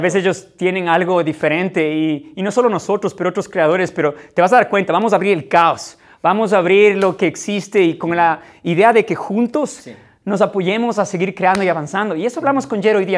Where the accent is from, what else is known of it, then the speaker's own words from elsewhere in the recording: Ecuador; now in Ukraine; vivimos en Ucrania, somos ecuatorianos